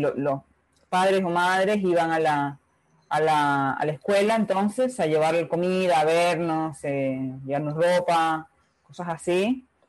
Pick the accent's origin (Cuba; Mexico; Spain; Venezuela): Cuba; Holguín; accent: Holguín tonada; moved away as an adult; also born or lived in Havana, Cuba; now in Uruguay; yo soy cubana, cubana de pura cepa, de la, bella ciudad de Holguín, la ciudad de los parques es en el oriente del país y bueno, yo nací, me crié toda mi, mi, adolescencia, digamos, y mi juventud en, en Holguín